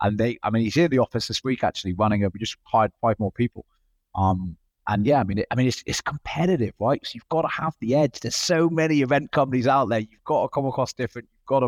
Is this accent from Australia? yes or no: yes; Australia; Yeah, I'm the Aussie.